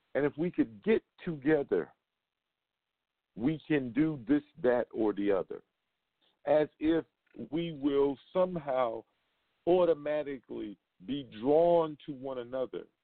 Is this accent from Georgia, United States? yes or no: no; New York City, New York, United States; now in Las Vegas, United States; from Brooklyn, New York, back in my hometown